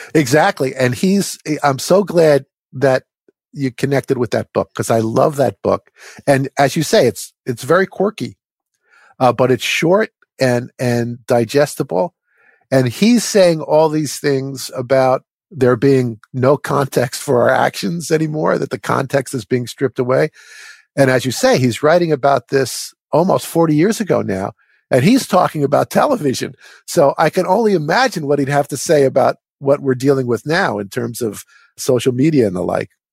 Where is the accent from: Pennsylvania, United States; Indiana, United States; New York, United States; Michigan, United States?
New York, United States; New York metropolitan area, United States; I grew up in the New York metropolitan area